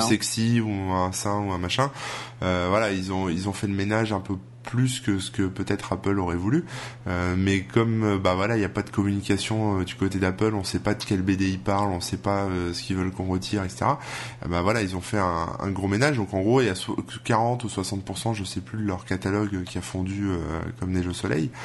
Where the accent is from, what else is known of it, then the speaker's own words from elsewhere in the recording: France; chez nous en France